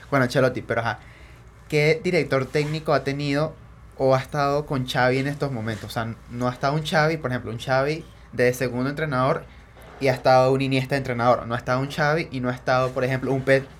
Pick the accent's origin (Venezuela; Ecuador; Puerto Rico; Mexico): Venezuela; nosotros como venezolanos